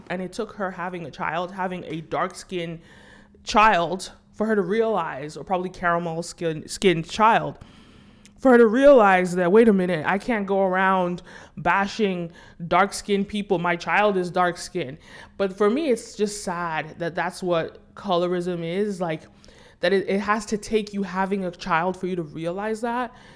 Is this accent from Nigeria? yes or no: yes; Nigeria; I'm Nigerian